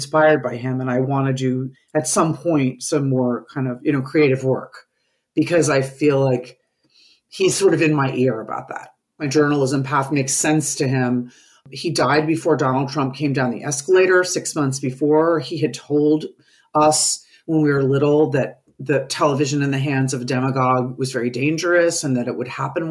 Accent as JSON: {"language": "English", "region": "New York", "country": "United States", "tie": "born or raised there", "said": "I grew up in New York"}